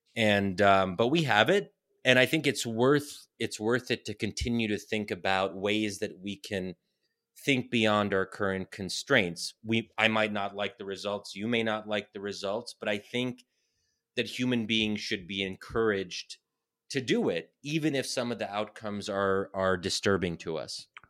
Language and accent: English; United States; me as an American Muslim born and raised here, I'm so thankful that I'm American and that my parents immigrated here